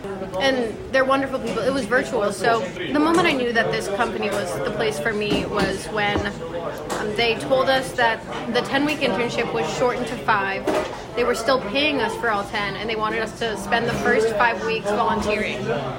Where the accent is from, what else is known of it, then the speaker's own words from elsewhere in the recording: Arizona, United States; I'm not from LA. Okay. I'm from Arizona